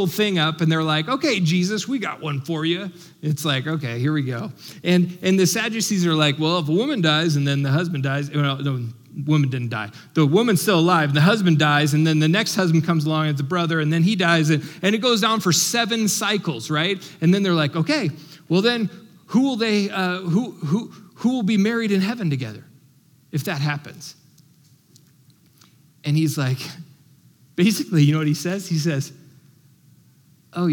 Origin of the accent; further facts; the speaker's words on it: United States; as American